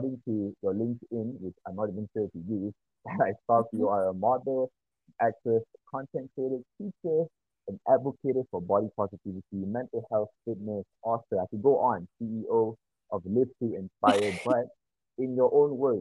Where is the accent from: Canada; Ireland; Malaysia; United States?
Malaysia; I went to a primary school where I only spoke Malay. I only spoke English at home